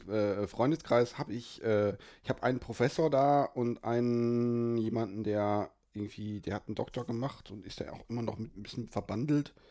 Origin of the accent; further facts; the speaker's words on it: Aachen, North Rhine-Westphalia, Germany; Gut, als, als Aachener kann ich das so nicht stehen lassen.